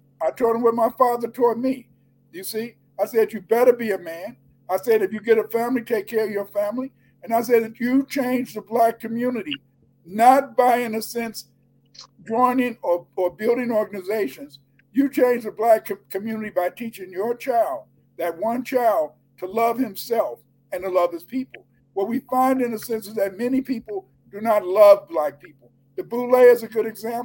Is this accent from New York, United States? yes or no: no; Chicago, Illinois, United States; I grew up in Chicago